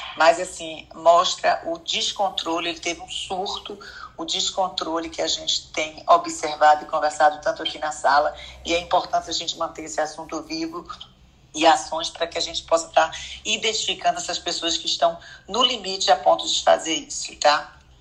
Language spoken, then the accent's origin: Portuguese; Salvador, Bahia, Brazil; also born or lived in Petrolina, Pernambuco; Eu nasci em Pernambuco, Petrolina, mas vim aqui para Bahia